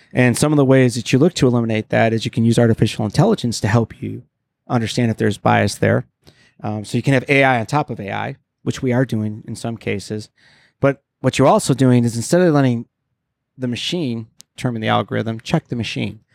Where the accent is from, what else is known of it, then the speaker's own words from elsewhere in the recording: Detroit, Michigan, United States; moved away; Detroit, my hometown